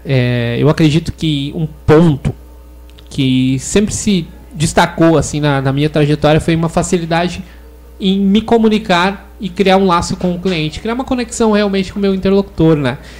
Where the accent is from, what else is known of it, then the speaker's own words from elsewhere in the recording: Igrejinha, Rio Grande do Sul, Brazil; also born or lived in Gramado; tenho 31 anos e sou de Igrejinha